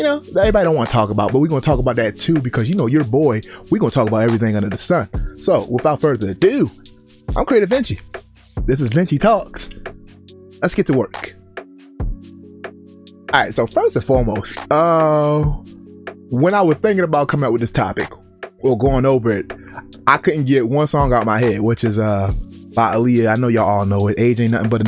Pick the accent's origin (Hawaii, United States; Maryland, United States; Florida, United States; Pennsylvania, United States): Maryland, United States; Baltimore; moved away; Growing up in Baltimore, Maryland